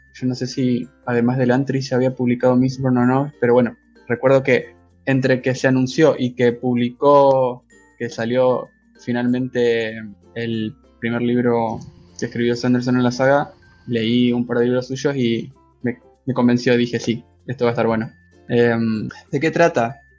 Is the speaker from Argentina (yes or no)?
yes; Argentina; soy de Argentina